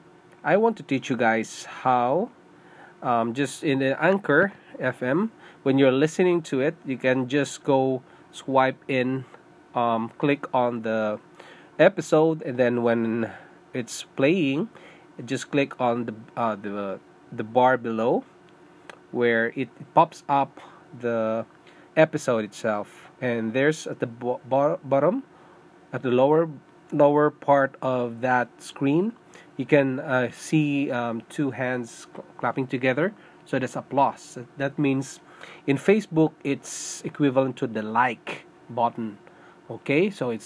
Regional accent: Philippines; English is a second language; moved away as an adult; also born or lived in Singapore; now in Canada; I'm a Filipino. I was born in Philippines, and I went to Singapore to work

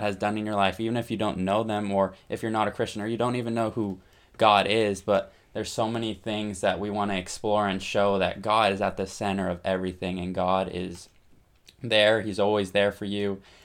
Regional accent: Essex, Vermont, United States; I am from Essex, Vermont

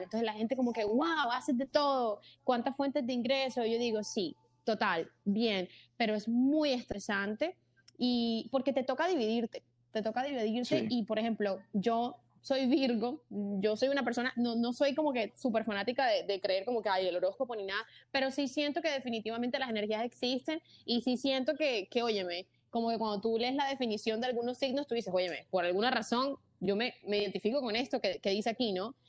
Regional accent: Barranquilla, Atlántico, Colombia; moved away as an adult; now in Miami, United States; en Barranquilla, yo soy de Barranquilla, soy de Colombia.

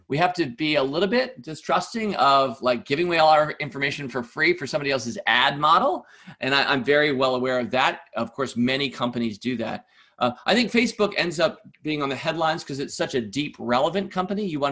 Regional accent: United States; as an American

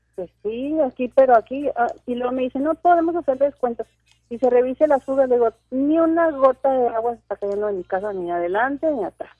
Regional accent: Mexico; now in Ciudad Juárez, Mexico; soy una mexicana muy contenta

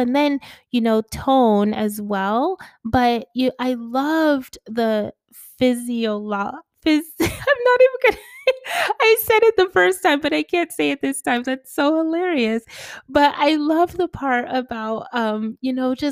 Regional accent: Connecticut, United States; now in Atlanta, United States; I lived in Connecticut as a kid

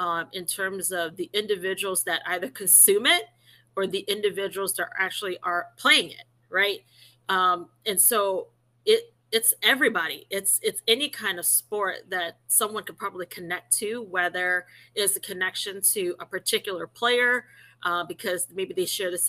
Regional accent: Cleveland, Ohio, United States; born and raised in Cleveland, and so being a Clevelander

